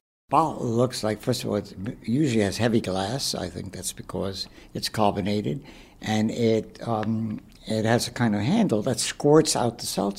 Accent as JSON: {"language": "English", "town": "New York City", "region": "New York", "country": "United States", "tie": "born or raised there", "said": "I am 88, soon to be 89, and I was born in Brooklyn in Borough Park. When I grew up, which is in the 40s and 50s, it was, you might say, a lower middle class, primarily Jewish neighborhood."}